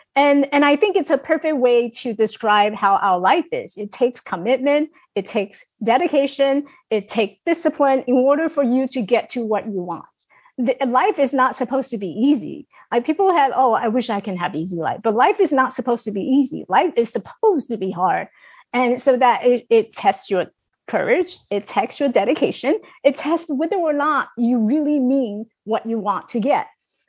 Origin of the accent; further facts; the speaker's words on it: China; accent: Chinglish; English is a second language; I speak with the Chinglish. So just deal with it, right? I speak with Chinglish.